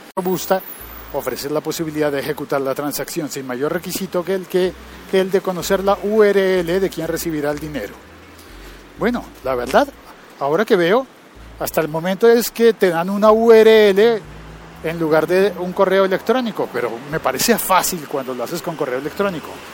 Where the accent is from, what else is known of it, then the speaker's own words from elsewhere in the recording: Colombia; emitiendo de nuevo desde Bogotá, Colombia, pero desde otro punto de la ciudad